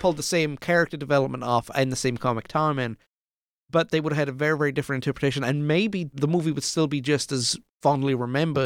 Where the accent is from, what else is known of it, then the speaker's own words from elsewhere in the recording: South Wales valleys, United Kingdom; Growing up, young lad in the, uh, in the foothills of the South Wales valleys in the United Kingdom